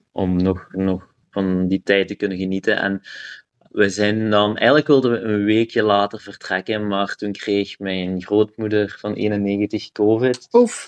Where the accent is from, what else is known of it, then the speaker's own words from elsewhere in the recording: Kaulille, Flanders, Belgium; moved away; also born or lived in Ghent; ik ben van Kouwelil.